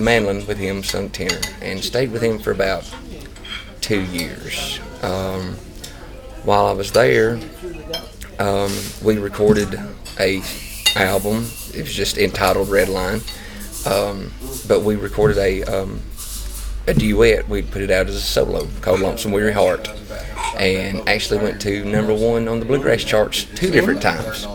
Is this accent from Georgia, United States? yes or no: yes; North Georgia, United States; I'm from North Georgia, but uh, I mean I live 20 minutes from the Tennessee line